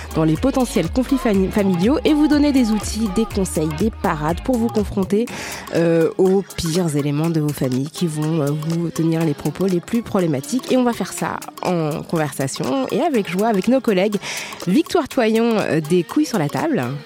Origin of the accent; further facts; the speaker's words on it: France; on est toutes françaises